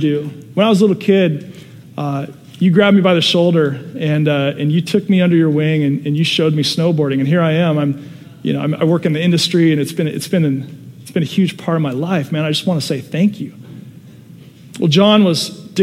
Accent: Seattle, Washington, United States; now in Southern California, United States; When I was a little kid, I grew up in Seattle, Washington area

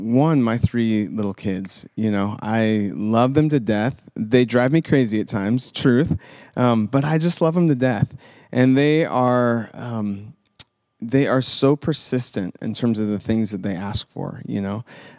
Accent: Sacramento, California, United States; also born or lived in Memphis, Tennessee; So I was born in Tennessee, in Memphis. And when I was 5, our family relocated to Sacramento. So we moved from the south to the west

